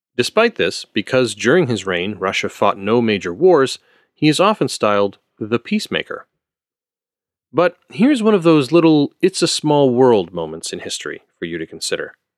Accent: Canada; I am Canadian, so apologizing is kind of my cultural heritage.

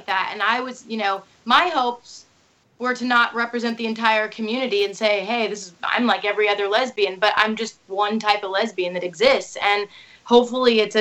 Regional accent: Indiana, United States; I feel like I'm from Indiana. I feel like I'm just a pretty relatable Midwest girl

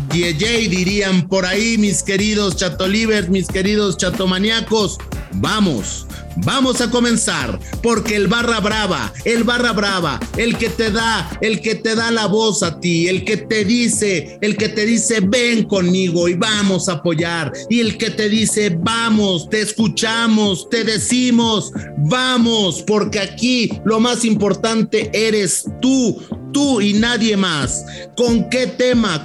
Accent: Mexico; aquí en México

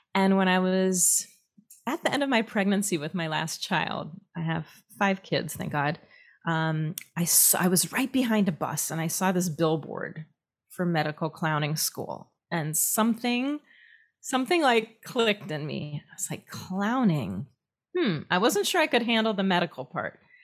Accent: Minneapolis, Minnesota, United States; moved away as an adult; also born or lived in upstate New York / Israel; I grew up in Minneapolis

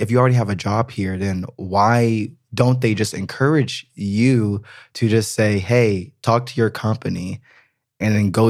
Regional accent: United States; moved away as an adult; now in Berlin, Germany; I'm I'm American. You know, like at the end of the day, it's I, an identity. Yeah, thing. it is. I mean, my family lives in America. Like, I want to always be able to go back to America. You know, one day I will probably live in America again.

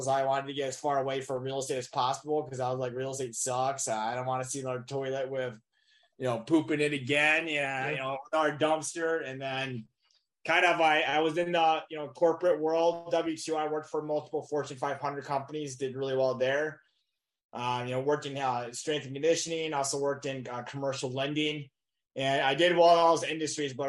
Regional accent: Michigan, United States; moved away as an adult; I'm originally from Michigan

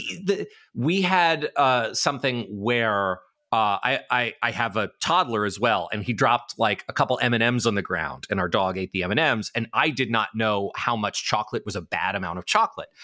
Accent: New York City, New York, United States; I grew up in New York City

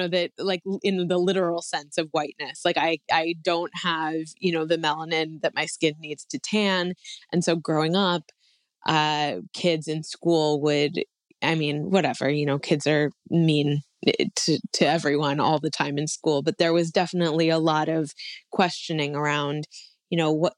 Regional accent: Hawaii, United States; also born or lived in California; Where I grew up was a more Mediterranean climate

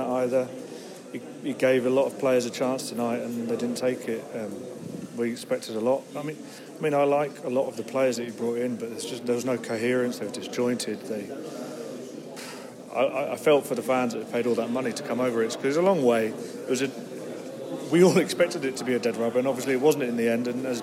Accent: Southampton, South East England, United Kingdom; When I grew up in Southampton

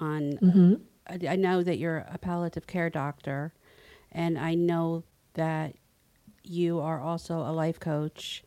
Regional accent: Hackensack, New Jersey, United States; moved away; right outside of New York City, Hackensack, New Jersey

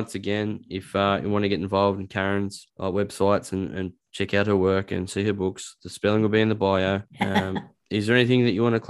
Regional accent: Newcastle, New South Wales, Australia; also born or lived in Dubbo; No, I'm a Dubbo boy. {S2} Oh, okay. Wow. {S1} And the reason I got, I grew up in Newcastle

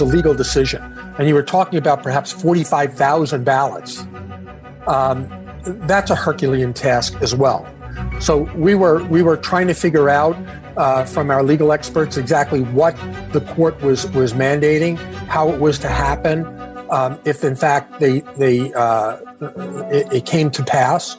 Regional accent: New York, United States; I'm from New York. I'm a lawyer.

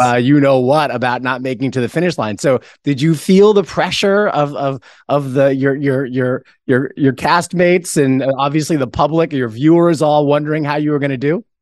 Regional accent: New York, United States; I'm a New Yorker

